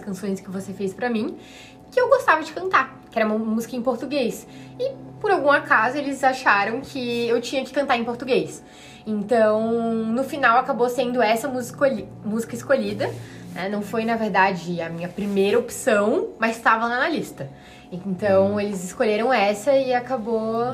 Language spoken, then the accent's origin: Portuguese; Florianópolis, Santa Catarina, Brazil; also born or lived in Curitiba; eu nasci em Floripa, morei a vida toda aqui